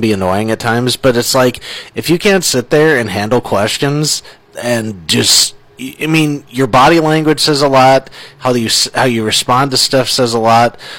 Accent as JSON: {"language": "English", "region": "Minnesota", "country": "United States", "tie": "born or raised there", "said": "growing up in Minnesota"}